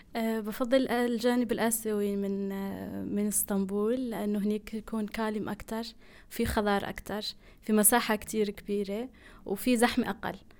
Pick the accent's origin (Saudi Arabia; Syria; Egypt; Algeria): Algeria; moved away as an adult; now in Turkey; جزائرية الجنسية مقيمة في تركيا من آه، سبع سنين تقريبا